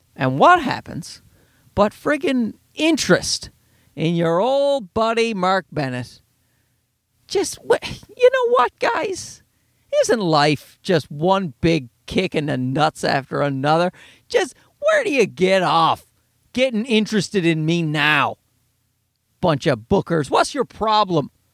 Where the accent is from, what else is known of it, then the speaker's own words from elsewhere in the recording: Canada; I'm Canadian